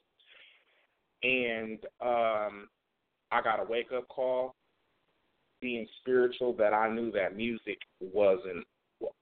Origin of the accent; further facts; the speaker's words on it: Oakland, California, United States; moved away; also born or lived in Vallejo, California; growing up, I'm from Oakland, California